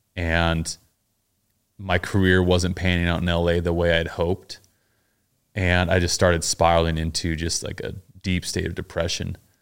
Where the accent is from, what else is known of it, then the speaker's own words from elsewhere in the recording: Pleasant Grove, Utah, United States; moved away as an adult; also born or lived in Mapleton, Utah / New York City; now in Los Angeles, United States; I grew up in Pleasant Grove and Mapleton, Utah, which are little towns